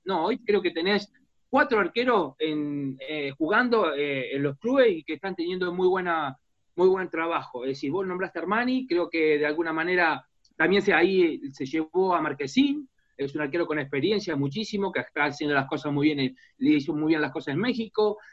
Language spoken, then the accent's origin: Spanish; Argentina; moved away as an adult; now in San Jose, United States; como argentino, como sudamericano